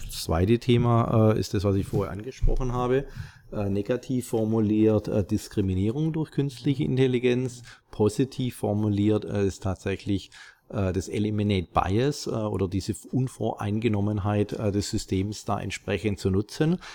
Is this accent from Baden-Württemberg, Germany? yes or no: yes; Stuttgart area, Baden-Württemberg, Germany; im Großraum Stuttgart, wo ich herkomme